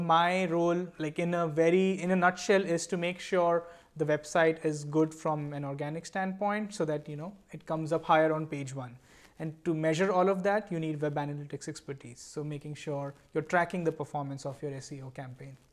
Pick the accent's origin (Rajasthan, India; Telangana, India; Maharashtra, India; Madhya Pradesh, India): Maharashtra, India; Mumbai; now in San Francisco Bay Area, United States; I am from Bombay, right now living in the San Francisco Bay Area